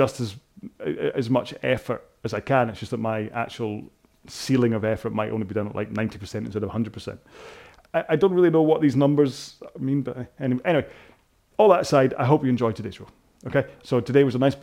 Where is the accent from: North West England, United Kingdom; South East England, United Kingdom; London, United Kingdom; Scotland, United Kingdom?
Scotland, United Kingdom; I suddenly went very Scottish then.